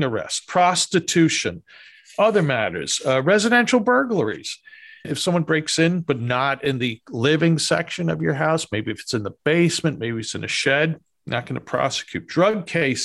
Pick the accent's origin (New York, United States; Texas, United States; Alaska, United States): New York, United States; New York City; moved away; anyone can tell by my accent, I'm from New York City originally, born, bred there